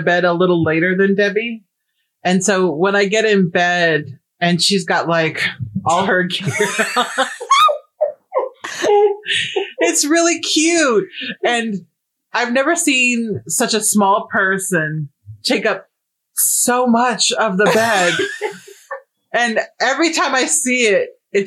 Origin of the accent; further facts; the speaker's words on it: Nebraska, United States; I'm from Nebraska